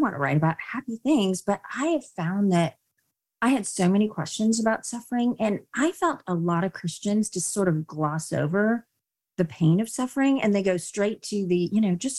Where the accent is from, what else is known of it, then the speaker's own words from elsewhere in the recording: India; I was born in India